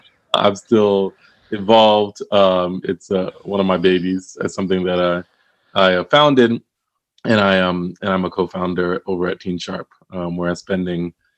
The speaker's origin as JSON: {"language": "English", "town": "Willingboro", "region": "New Jersey", "country": "United States", "tie": "born or raised there", "also_born_or_lived": "Philadelphia", "said": "So I was born in Philadelphia, but born in Philadelphia and then moved pretty early to Willingboro, New Jersey, so southern New Jersey."}